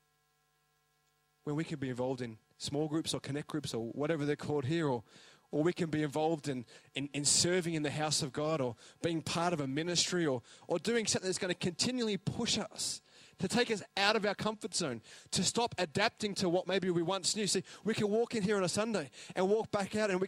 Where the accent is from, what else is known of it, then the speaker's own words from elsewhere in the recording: Australia; now in New Zealand; I'm an Aussie, but Parapara Umu.